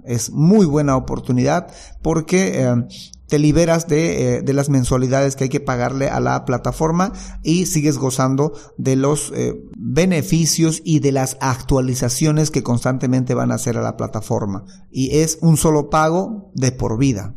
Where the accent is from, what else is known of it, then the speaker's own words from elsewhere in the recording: Bolivia; ser yo el único distribuidor en Bolivia, el distribuidor exclusivo y que nadie más pueda solicitar eh, vender este producto en mi país